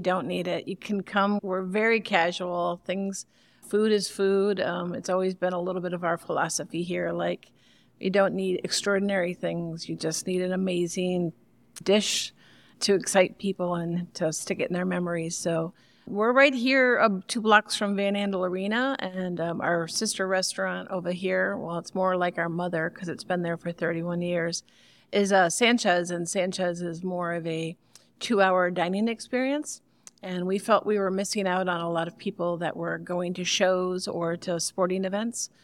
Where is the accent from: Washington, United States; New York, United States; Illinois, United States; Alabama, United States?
New York, United States; Long Island; now in Grand Rapids, United States; I grew up in Long Island in West Sable